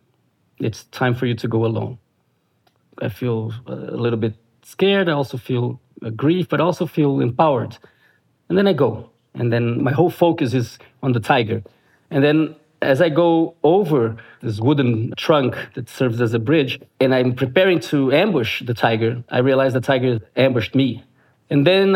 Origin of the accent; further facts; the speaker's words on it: Brasília, Federal District, Brazil; my hometown, Brasilia, capital of Brazil.